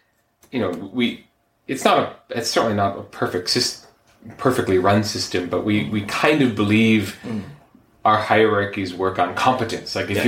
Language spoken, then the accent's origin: English; United States; now in Japan